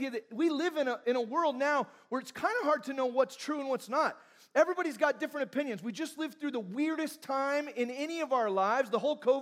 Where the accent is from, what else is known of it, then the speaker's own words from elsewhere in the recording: Fullerton, California, United States; I'm from Fullerton, California